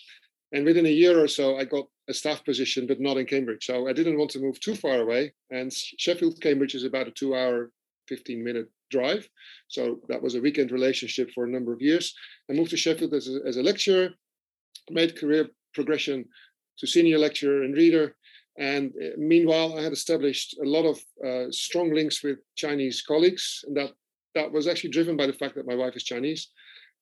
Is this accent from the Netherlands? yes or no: yes; Netherlands; now in Australia; I'm from the Netherlands, so I was at primary school at the time